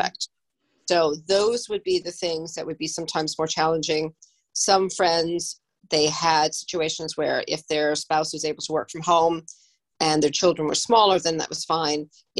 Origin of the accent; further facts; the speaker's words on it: Illinois, United States; as much as I adore Chicago and it's my home state